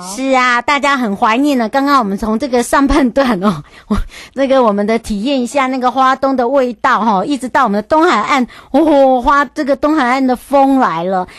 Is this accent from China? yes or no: no; Yuli, Hualien County, Taiwan; 我的家乡玉里